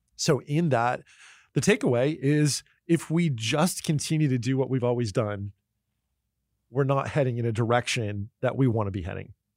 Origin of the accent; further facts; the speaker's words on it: New Jersey, United States; moved away; also born or lived in Pennsylvania / California; I grew up in New Jersey and Pennsylvania and lived in California for a long time.